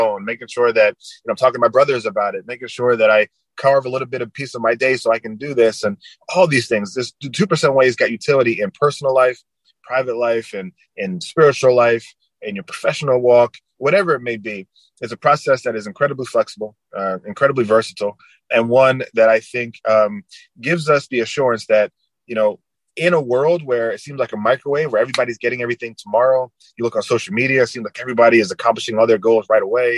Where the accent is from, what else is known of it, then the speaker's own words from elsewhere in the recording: New Jersey, United States; moved away as an adult; also born or lived in Florida; I was coming from New Jersey as a prep school kid down to Florida